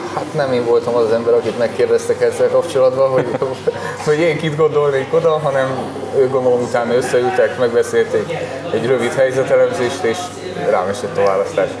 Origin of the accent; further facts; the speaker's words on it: Szombathely, Vas, Hungary; moved away as an adult; now in Kecskemét, Hungary; a Szombathely a szülővárosom